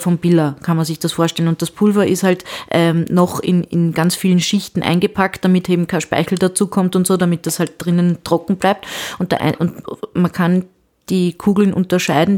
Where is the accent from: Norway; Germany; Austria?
Austria; Vienna; bei uns in Wien